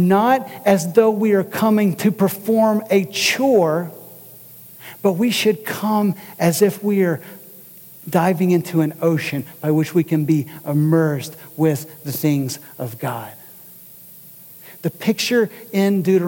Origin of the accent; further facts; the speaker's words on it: Kentucky, United States; moved away; I'm from Kentucky